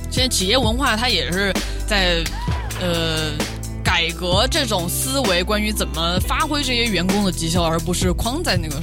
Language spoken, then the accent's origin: Chinese; Pengzhou, Sichuan, China; moved away; 大家都知道我的老家是彭州